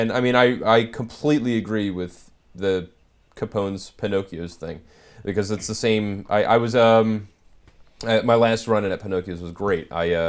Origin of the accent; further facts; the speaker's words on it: Philadelphia, Pennsylvania, United States; I'm actually Philly.